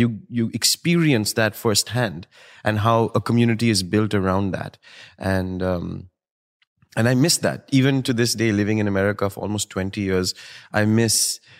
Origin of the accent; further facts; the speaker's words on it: Delhi, India; The beauty of growing up in India for me was the familial, the idea